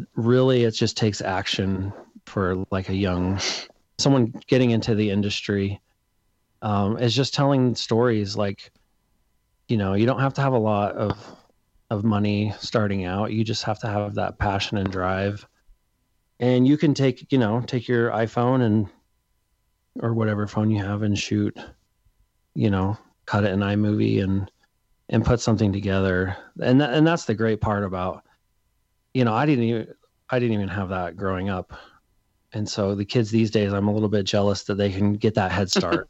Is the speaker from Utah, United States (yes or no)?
yes; Salt Lake City, Utah, United States; I'm from Salt Lake City